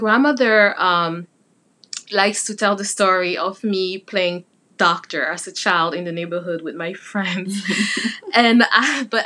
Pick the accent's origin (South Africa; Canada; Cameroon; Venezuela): Cameroon; moved away; also born or lived in Pittsburgh, United States; Cameroon, my home country